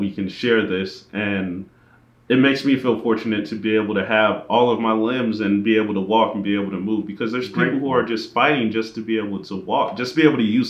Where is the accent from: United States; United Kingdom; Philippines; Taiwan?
Philippines; So being Filipino, you get the...